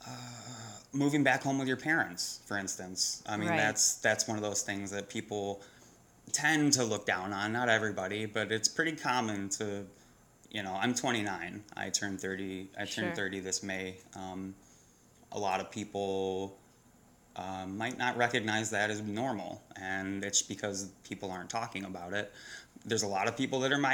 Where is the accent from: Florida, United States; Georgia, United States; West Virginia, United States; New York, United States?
New York, United States; I am a New Yorker, not from the city originally, but it's in my blood